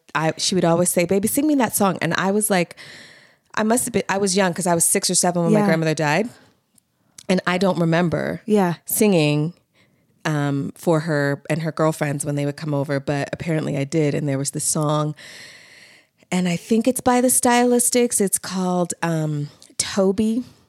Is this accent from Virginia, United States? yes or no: no; Baltimore, Maryland, United States; born or raised there